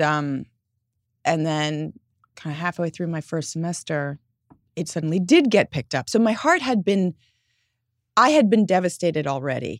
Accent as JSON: {"language": "English", "region": "New York", "country": "United States", "tie": "born or raised there", "said": "growing up in New York"}